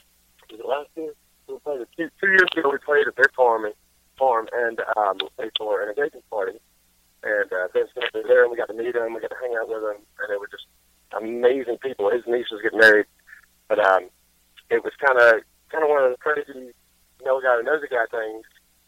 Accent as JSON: {"language": "English", "town": "Greenwood", "region": "South Carolina", "country": "United States", "tie": "born or raised there", "said": "I was in a touring band called … from my hometown in Greenwood, South Carolina"}